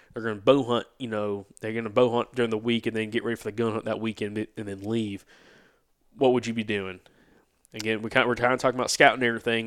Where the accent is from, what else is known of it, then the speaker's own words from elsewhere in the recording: Alabama, United States; growing up in Alabama